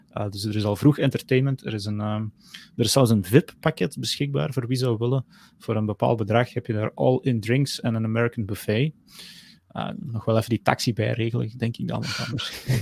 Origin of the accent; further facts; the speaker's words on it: Flanders, Belgium; Bij ons in Vlaanderen